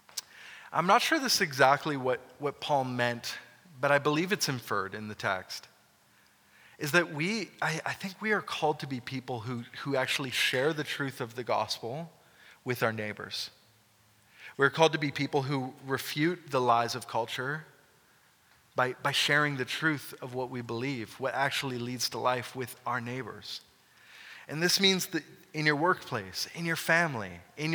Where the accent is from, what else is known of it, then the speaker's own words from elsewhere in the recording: Canada; as Canadian Christians, or Christian Canadians